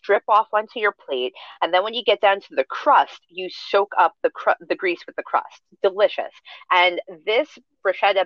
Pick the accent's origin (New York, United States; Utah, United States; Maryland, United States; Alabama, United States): New York, United States; we're from New York